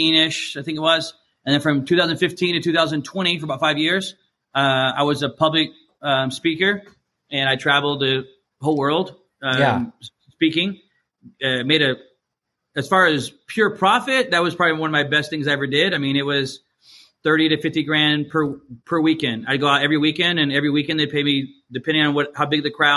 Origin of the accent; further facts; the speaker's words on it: Georgia, United States; moved away as an adult; also born or lived in Chicago; I was born down in Georgia. That's where my whole family's from.